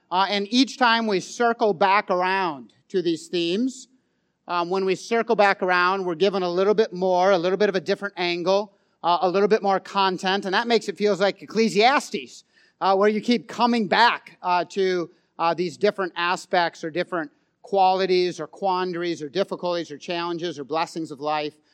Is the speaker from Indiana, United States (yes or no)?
no; St. Francis, Minnesota, United States; we are from Saint Francis, Minnesota